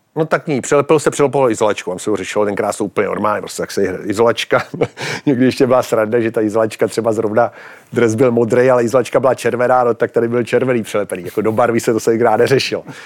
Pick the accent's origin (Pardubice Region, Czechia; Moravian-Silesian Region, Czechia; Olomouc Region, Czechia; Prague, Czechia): Pardubice Region, Czechia; Pardubice; jako kluk v Pardubicích